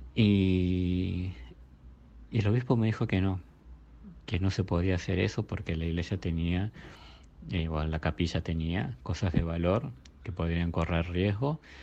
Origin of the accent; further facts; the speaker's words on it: Burzaco, Buenos Aires Province, Argentina; yo soy de Bursaco de Buenos Aires